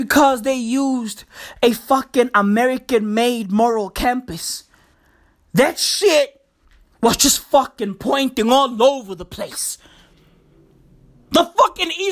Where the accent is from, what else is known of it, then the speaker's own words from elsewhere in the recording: South Africa; I live in South Africa. I'm South African